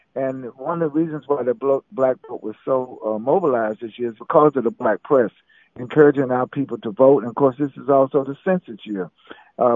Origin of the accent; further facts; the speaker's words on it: Oxford, North Carolina, United States; I'm so proud of my home state of North Carolina. I was born in Oxford, North Carolina